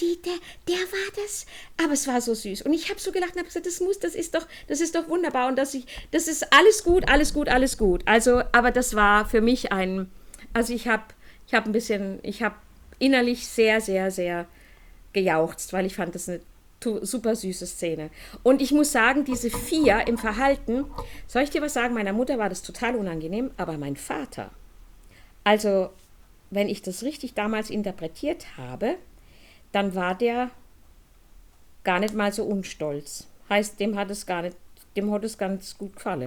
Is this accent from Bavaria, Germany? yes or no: no; Heidelberg, Baden-Württemberg, Germany; ich bin auf dem Boxberg groß geworden. Wenn jemand Heidelberg kennt, das ist dieses Stadtviertel oben im Wald